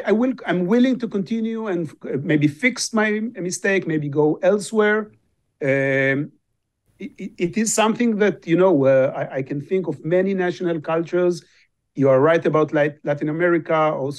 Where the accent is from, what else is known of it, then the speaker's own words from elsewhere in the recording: Israel; English is a second language; And, I come from Israel. Israel is well known as the startup nation.